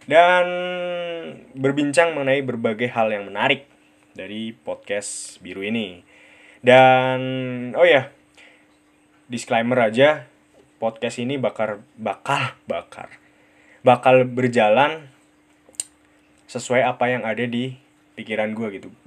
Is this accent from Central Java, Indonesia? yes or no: yes; Central Java, Indonesia; accent: medok; gue ya gini rada medok karena gue tinggal di Purwokerto. Purwokerto ada di Jawa, Jawanya Jawa Tengah.